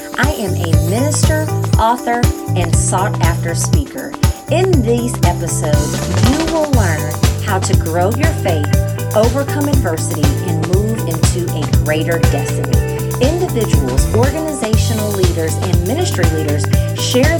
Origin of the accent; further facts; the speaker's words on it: Jacksonville, Illinois, United States; I was born in Jacksonville, Illinois